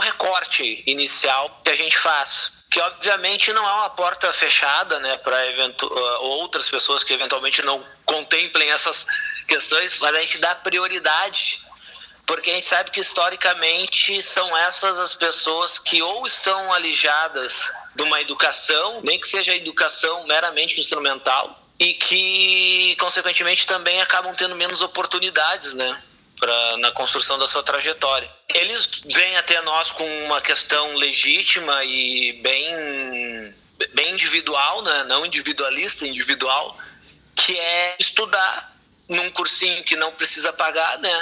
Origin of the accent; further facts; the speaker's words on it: Campo Bom, Rio Grande do Sul, Brazil; Eu nasci em Campo Bom, que é uma cidade da região metropolitana aqui de Porto Alegre